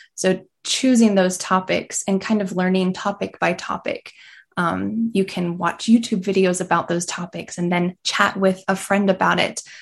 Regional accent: about an hour south of Asheville, North Carolina, United States; now in Asheville, United States; I grew up about an hour south, so not in the mountains and just hot

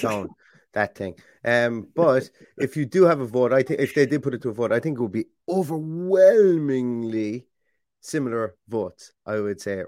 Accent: Ireland; being Irish

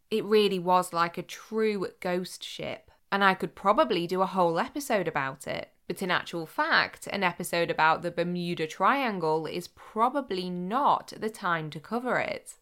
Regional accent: Cheshire and Greater Manchester, North West England, United Kingdom; growing up in Cheshire and Greater Manchester

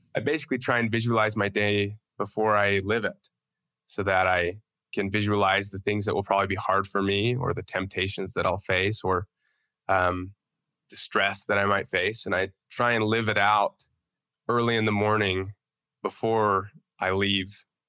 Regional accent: Utah, United States; I'm from Utah

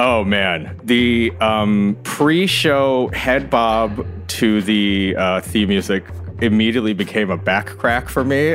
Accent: Ann Arbor, Michigan, United States; moved away as an adult; also born or lived in New York; I grew up in Ann Arbor

